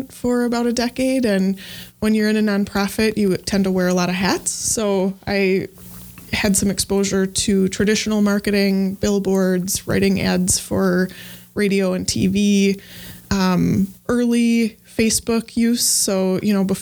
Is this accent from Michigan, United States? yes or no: no; Evansville, Wisconsin, United States; I grew up in a small town called Evansville here in Wisconsin. Grew up on a farm